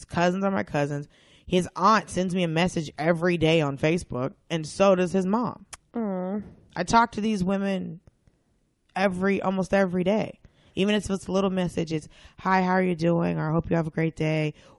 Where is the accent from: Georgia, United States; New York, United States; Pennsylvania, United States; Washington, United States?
Georgia, United States; Atlanta; now in Los Angeles, United States; where I grew up in Atlanta. Okay. I grew up in a predominantly black neighborhood.